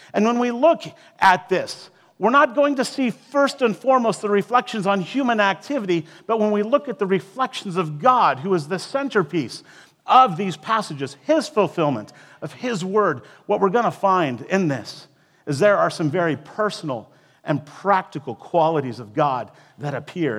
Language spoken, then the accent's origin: English; Iowa, United States; moved away; also born or lived in Alaska / South Dakota / West Texas; I was raised in Iowa.